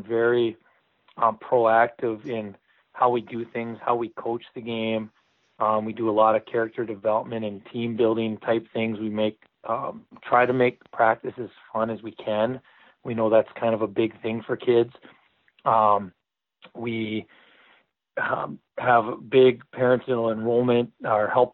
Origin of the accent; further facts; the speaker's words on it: Canada; moved away; I'm from Canada originally